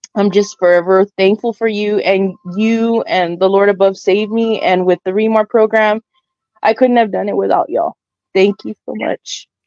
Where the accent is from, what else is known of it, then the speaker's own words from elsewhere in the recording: South Texas, United States; I'm from South Texas